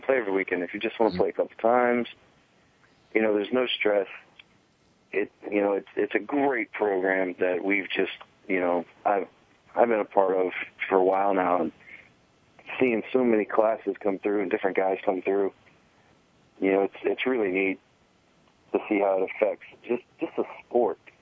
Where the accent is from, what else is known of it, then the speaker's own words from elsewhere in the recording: Fredericksburg, Virginia, United States; I grew up in Fredericksburg, Virginia, which is right by the Rapidan and Rappahannock River